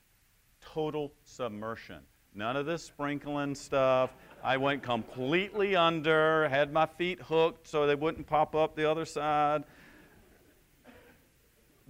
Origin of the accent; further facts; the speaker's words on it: Columbia, South Carolina, United States; also born or lived in Michigan / Detroit; I was raised in Columbia